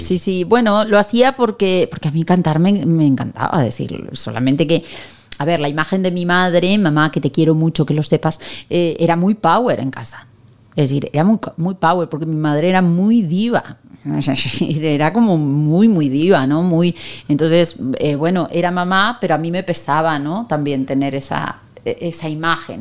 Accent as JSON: {"language": "Spanish", "region": "Buenos Aires", "country": "Argentina", "moved": "as an adult", "lives_now": "Spain", "said": "yo me voy a quedar en España un año, porque yo soy de Buenos Aires"}